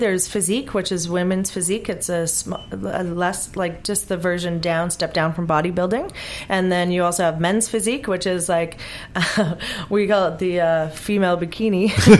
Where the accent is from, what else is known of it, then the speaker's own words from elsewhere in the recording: Vancouver, British Columbia, Canada; Excuse me, because I'm from Vancouver, so it's a different organization.